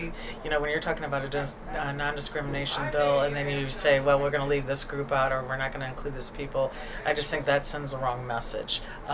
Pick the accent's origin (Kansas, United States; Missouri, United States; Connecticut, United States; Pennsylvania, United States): Missouri, United States; St. Charles; My hometown, for example, which is St. Charles, kind of small, conservative